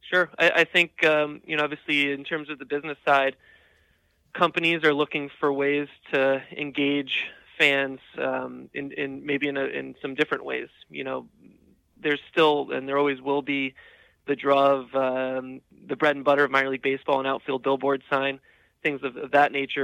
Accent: Norwich, Connecticut, United States; I'm um, fortunate enough to be working here in my hometown so I grew up right here in Norwich, Connecticut

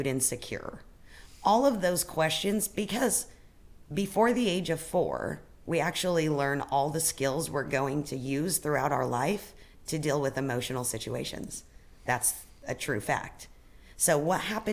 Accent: Fruita, Colorado, United States; also born or lived in Grand Junction, Colorado; now in Spokane, United States; I grew up in Colorado in a small town, Grand Junction.

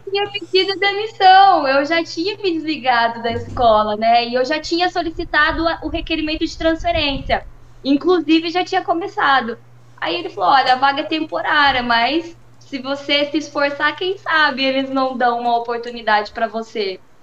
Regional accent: São José do Rio Pardo, São Paulo, Brazil; accent: rolled R (puxar o R); now in Campinas, Brazil; eu sou aí de São José do Rio Pardo, né? Hoje eu moro aqui em Campinas. Tô fazendo questão de puxar um pouquinho o R aí

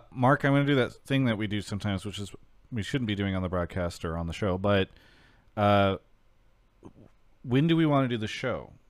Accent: Australia; I'm from Australia.

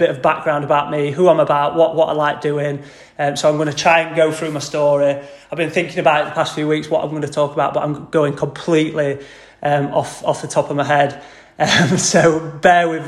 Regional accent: Doncaster, Yorkshire and the Humber, United Kingdom; I've always grown up in Doncaster, proper Yorkshire lad, born and bred.

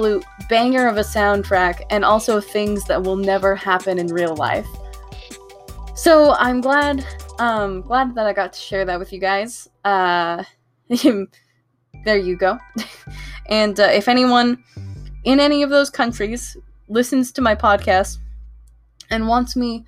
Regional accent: United States; I'm an American

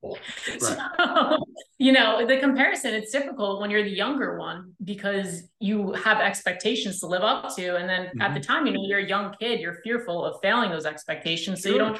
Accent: Long Island, New York, United States; moved away; It's a great place. I definitely miss it, but my family still lives out there, so I still get to go and see it.

